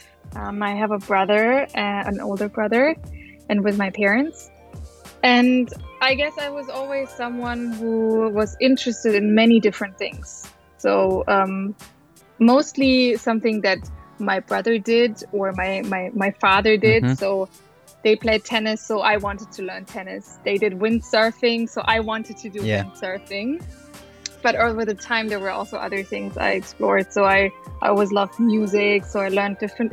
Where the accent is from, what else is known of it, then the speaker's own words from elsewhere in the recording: near Munich, Bavaria, Germany; I'm originally from Bavaria, near Munich. I grew up near Munich